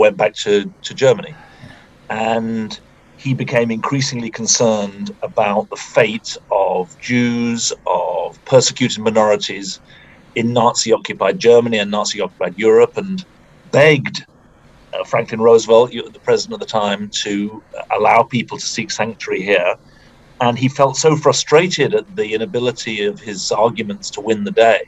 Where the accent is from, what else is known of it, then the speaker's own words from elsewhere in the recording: United Kingdom; moved away as an adult; now in United States; I'm from the UK